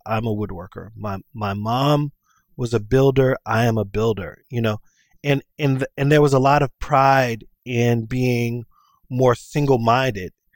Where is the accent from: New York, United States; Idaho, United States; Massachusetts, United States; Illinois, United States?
Illinois, United States; Chicago; being raised on the west side of Chicago